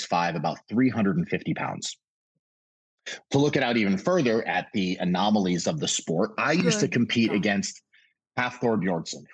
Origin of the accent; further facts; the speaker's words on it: Connecticut, United States; also born or lived in Brooklyn, New York; Then moved to Connecticut when I was about 6 or 7 years old